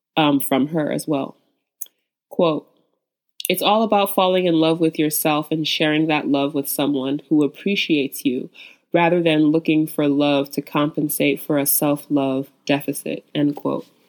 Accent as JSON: {"language": "English", "country": "Nigeria", "said": "as a Nigerian"}